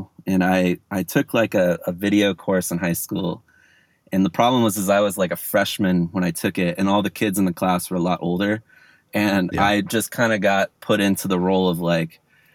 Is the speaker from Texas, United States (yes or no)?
no; Orange County, California, United States; I'm from Orange County, which is like an hour south